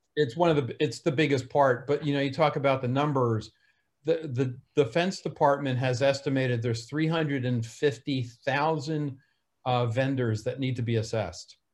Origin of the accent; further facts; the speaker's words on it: New Jersey, United States; accent: New Jersey; My New Jersey accent